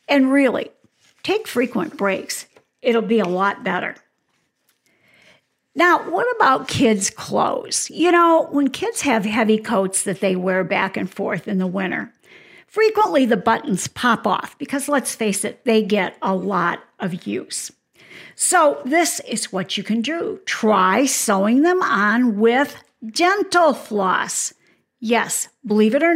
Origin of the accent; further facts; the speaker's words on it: Michigan, United States; now in Arizona, United States; Now, I live in Arizona, so fortunately, I don't have to shovel snow, but I'm from Michigan